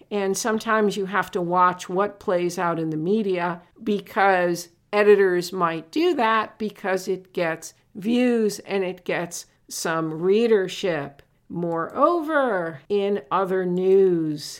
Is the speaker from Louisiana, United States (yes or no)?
no; Connecticut, United States; I'm from Connecticut